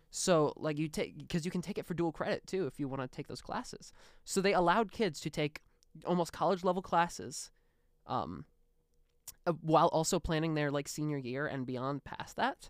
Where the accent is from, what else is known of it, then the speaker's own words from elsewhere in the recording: Chicago, Illinois, United States; now in Muncie, United States; I grew up in Chicago. I was born in Chicago, lived in the city for